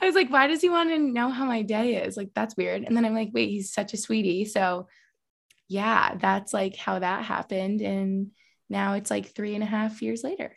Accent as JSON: {"language": "English", "town": "Albany", "region": "New York", "country": "United States", "moved": "as an adult", "lives_now": "Allentown, United States", "said": "I'm from Albany, New York"}